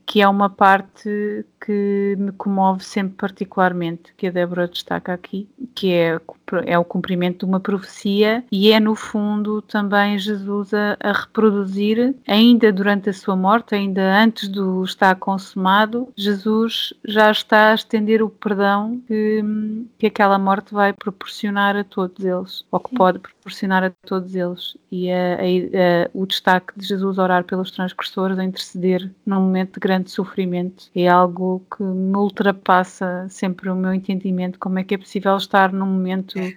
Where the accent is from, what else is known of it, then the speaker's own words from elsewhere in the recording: Portugal; nós cá em Portugal não são muitas as igrejas que fazem, mas a, a igreja onde eu cresci fazia isto